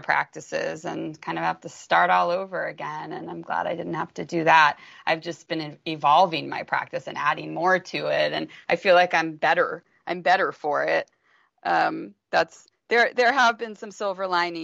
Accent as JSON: {"language": "English", "town": "Los Angeles", "region": "California", "country": "United States", "tie": "born or raised there", "said": "I don't even know if I'm going to be able to stay here, even though that saddens me since this just happens to be my hometown"}